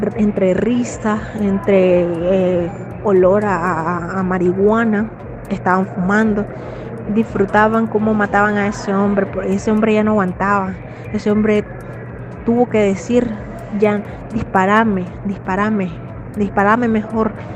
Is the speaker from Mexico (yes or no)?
no; Nicaragua; moved away as an adult